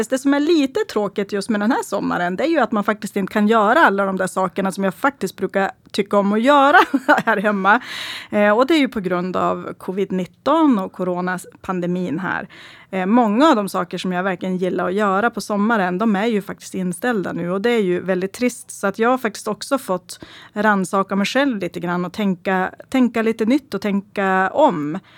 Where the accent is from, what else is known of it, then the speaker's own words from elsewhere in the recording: Stackrönnan, Västerbotten County, Sweden; första som jag egentligen vill prata om det är egentligen från min hemby Stackrönnan. Eh, och Stackrönnan är ju bara ungefär 9 kilometer från Skellefteå centrum.